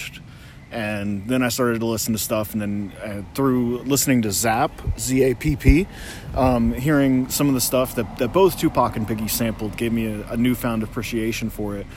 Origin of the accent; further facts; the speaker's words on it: Maryland, United States; I'm from Maryland